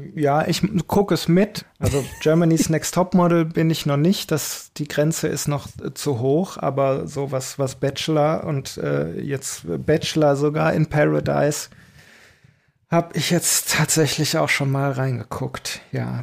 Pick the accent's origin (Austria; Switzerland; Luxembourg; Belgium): Belgium; moved away; also born or lived in Aachen; bei uns in Belgien